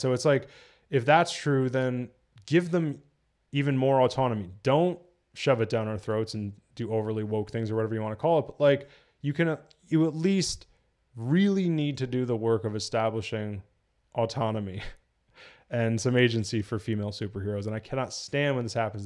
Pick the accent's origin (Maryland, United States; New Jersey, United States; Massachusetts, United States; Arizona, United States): New Jersey, United States; I'm from Jersey